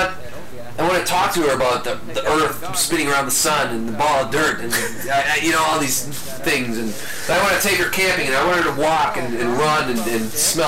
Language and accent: English; Midwest, United States; you and I living in the Midwest and growing up in the Midwest and pretty much living in the Midwest all of our lives